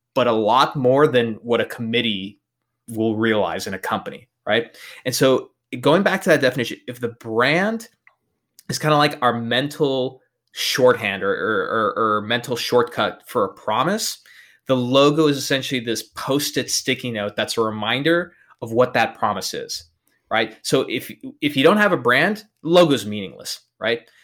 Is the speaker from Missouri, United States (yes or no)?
no; El Paso, Texas, United States; I'm born and raised in El Paso, Texas